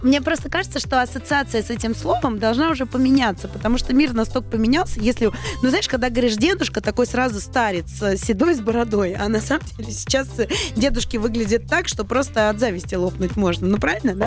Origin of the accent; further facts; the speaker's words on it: Saint Petersburg, Russia; я же из Санкт-Петербурга